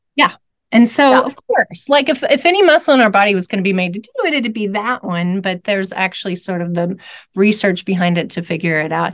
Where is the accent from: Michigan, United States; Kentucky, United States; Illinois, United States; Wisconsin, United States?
Kentucky, United States; Louisville; I'm from Louisville, Kentucky.